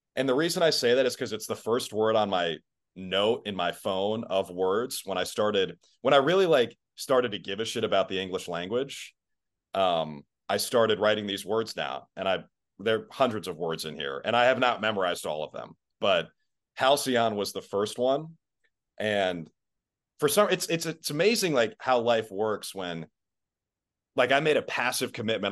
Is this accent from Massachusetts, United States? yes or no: no; Minnesota, United States; now in Boston, United States; Minnesota is going to be my hometown forever